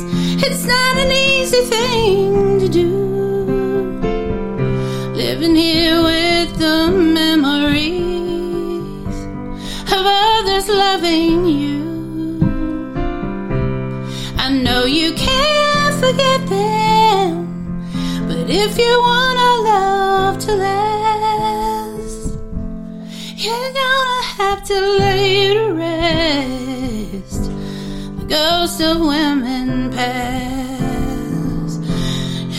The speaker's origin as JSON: {"language": "English", "region": "Tennessee", "country": "United States", "tie": "born or raised there", "said": "I became... a Tennessee girl. I grew up here, and it's just in my accent, and it's not going away"}